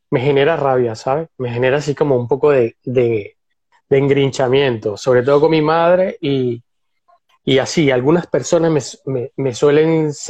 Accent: Venezuela; now in Barcelona, Spain; Yo vivo en Barcelona, soy venezolano, imagínate, era artista y terminé aquí trabajando con una inmobiliaria.

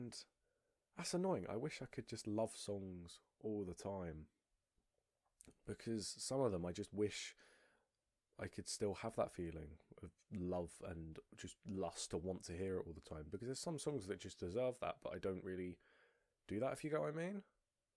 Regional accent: United Kingdom; I'm British.

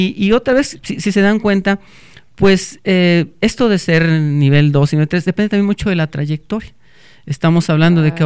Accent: Salamanca, Guanajuato, Mexico; also born or lived in Celaya, Guanajuato; Yo soy de Salamanca, Guanajuato

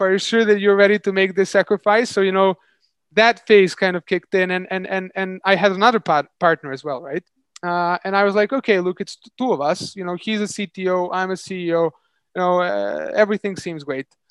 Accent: Serbia; moved away as an adult; also born or lived in London; I moved back to my home country, Serbia

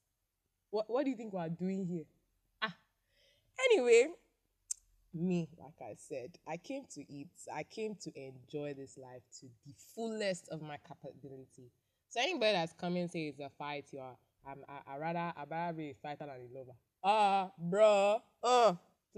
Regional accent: Nigeria; I live in Nigeria. I am from Nigeria

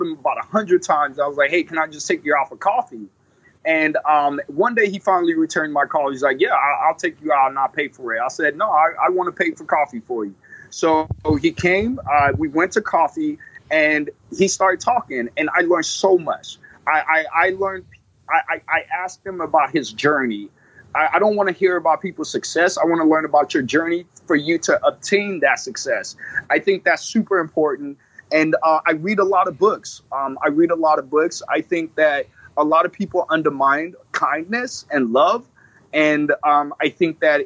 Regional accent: Illinois, United States; Illinois is my home state

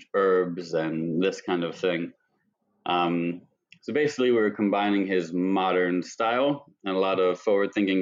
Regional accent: Mechanicsburg, Pennsylvania, United States; I got a job in a really small family-run Japanese restaurant in my hometown of Mechanicsburg, Pennsylvania

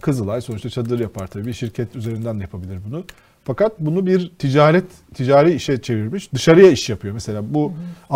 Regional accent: Rize Province, Turkey; Mesela ben Rizeliyim.

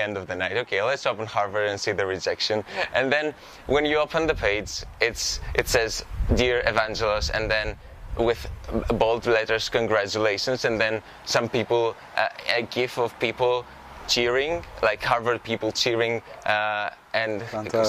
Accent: Karditsa, Thessaly, Greece; moved away; I grew up in Karditsa, and the thing with a small city in in the central Greece

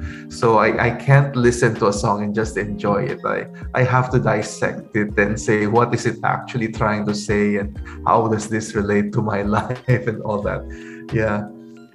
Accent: San Fernando, Central Luzon, Philippines; also born or lived in Manila; now in Bacolod, Philippines; I grew up in San Fernando, Pampanga

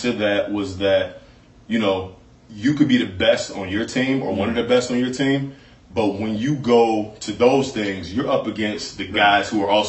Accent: Chicago, Illinois, United States; I'm from Chicago, from a big city.

